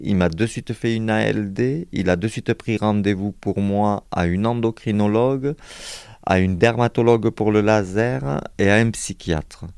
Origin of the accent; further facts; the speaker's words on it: Montpellier, Occitania, France; moved away as an adult; now in Perpignan, France; il a fallu que je me sauve de ma ville natale